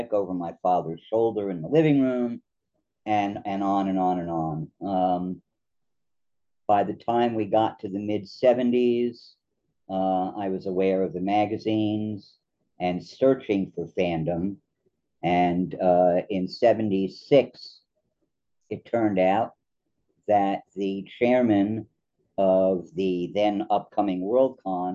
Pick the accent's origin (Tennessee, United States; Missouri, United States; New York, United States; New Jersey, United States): New Jersey, United States; I grew up in New Jersey